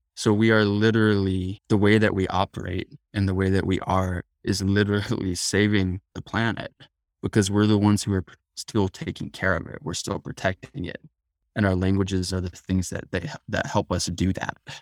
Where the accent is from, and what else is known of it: Tucson, Arizona, United States; born or raised there